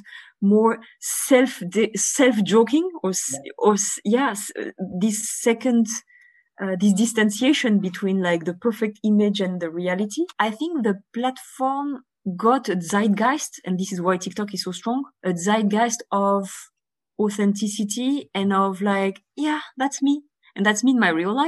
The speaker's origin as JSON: {"language": "English", "country": "Bulgaria", "tie": "born or raised there", "moved": "yes", "said": "I was born in Bulgaria"}